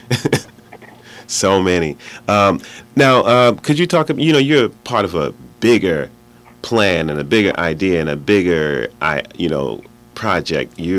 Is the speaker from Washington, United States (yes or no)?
no; New York City, New York, United States; we both come from Brooklyn, first of all. You're from Bed Stuy. I'm from Fort Greene, down the street.